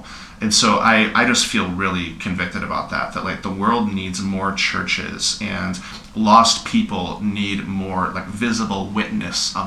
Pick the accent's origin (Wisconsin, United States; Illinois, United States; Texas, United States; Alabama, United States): Texas, United States; Houston; also born or lived in northern Michigan; now in Ann Arbor, United States; I grew up in Houston, Texas, like I said, so I had Christians all around me